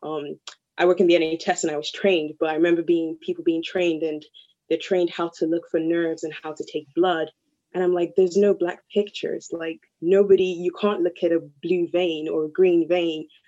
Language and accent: English; Nigeria; moved away; the culture I'm from and growing up in Nigeria